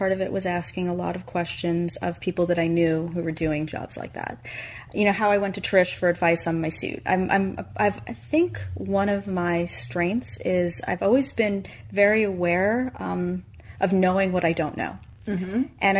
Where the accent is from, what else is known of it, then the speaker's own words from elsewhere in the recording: New York, United States; And that was a difficult decision because I'm a New Yorker.